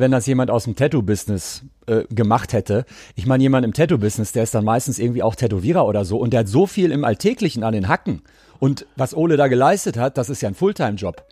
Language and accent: German; Cologne, North Rhine-Westphalia, Germany; für mich als Kölner